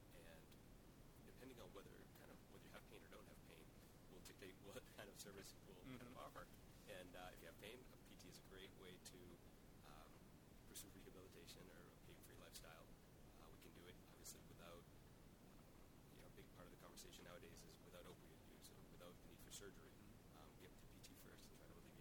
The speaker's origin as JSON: {"language": "English", "town": "Quincy", "region": "Massachusetts", "country": "United States", "tie": "born or raised there", "also_born_or_lived": "Marshfield, Massachusetts", "said": "I grew up in Quincy"}